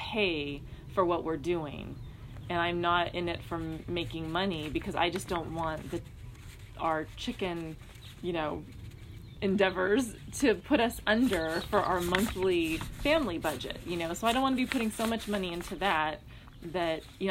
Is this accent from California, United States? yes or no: yes; Downey, California, United States; also born or lived in Orange County, California / Hawaii; now in San Diego, United States; I was born in Downey, California. I grew up in that area most of my life